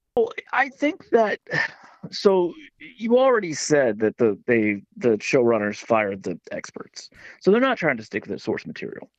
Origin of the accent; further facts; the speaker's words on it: West Virginia, United States; I'm from West Virginia